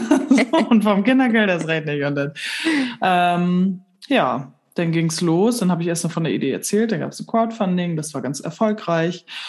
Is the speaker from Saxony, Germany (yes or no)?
no; Kellinghusen, Schleswig-Holstein, Germany; now in Bargum, Germany; bin im Landhandel aufgewachsen in Kellinghusen. Das ist im Kreis Steinburg